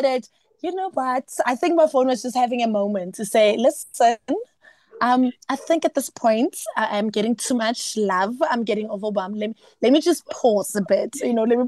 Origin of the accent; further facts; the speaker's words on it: South Africa; being a South African and being a Zulu South African, a South African child